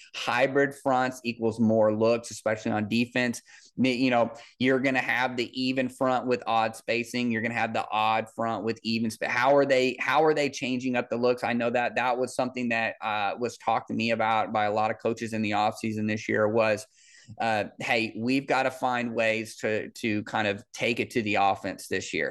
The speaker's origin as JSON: {"language": "English", "town": "Kansas City", "country": "United States", "tie": "born or raised there", "said": "I'm from Kansas City."}